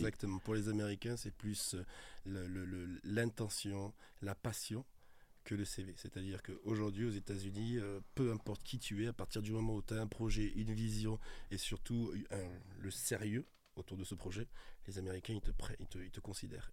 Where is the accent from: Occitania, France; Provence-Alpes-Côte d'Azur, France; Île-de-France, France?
Occitania, France; Toulouse; moved away as an adult; now in Paris, France; quand je suis arrivé en 2003 à Paris, je venais de Toulouse